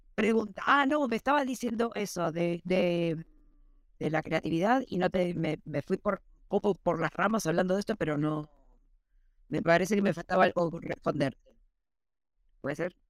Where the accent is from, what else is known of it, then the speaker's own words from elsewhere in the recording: Argentina; moved away; en Argentina, que soy de Argentina